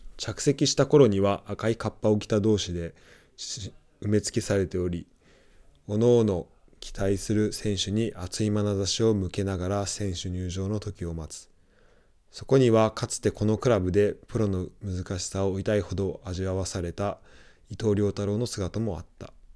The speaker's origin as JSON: {"language": "Japanese", "town": "Numazu", "region": "Shizuoka", "country": "Japan", "tie": "born or raised there", "said": "僕も沼津で生まれた"}